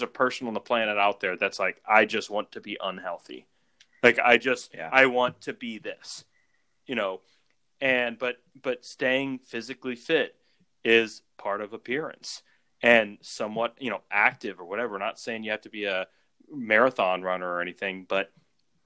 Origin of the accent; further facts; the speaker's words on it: South Louisiana, United States; We grew up in South Louisiana